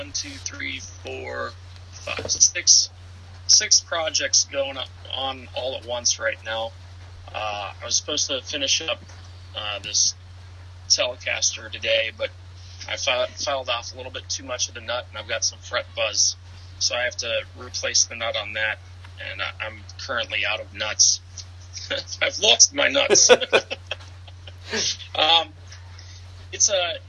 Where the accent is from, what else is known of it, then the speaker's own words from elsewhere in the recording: Tiffin, Ohio, United States; I'm from Tiffin, Ohio, here in the U.S.